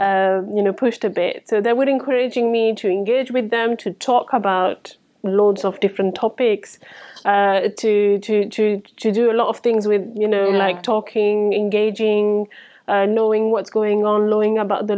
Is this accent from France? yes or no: yes; France; English is a second language; moved away as an adult; So I moved here from France. I followed my ex-husband with my three children. And I couldn't speak a word of English.